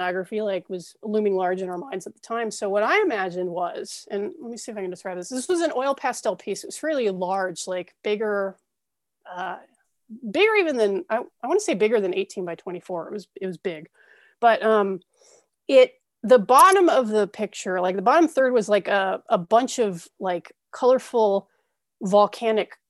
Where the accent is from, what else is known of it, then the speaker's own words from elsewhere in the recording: Ventura County, California, United States; I grew up in Ventura County, California.